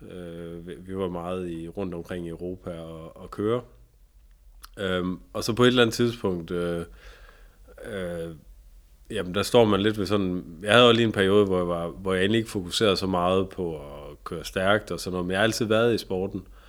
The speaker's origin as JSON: {"language": "Danish", "town": "Tønder", "region": "Southern Denmark", "country": "Denmark", "tie": "born or raised there", "said": "i Tønder, hvor jeg, hvor jeg kommer fra, nede i Sønderjyske"}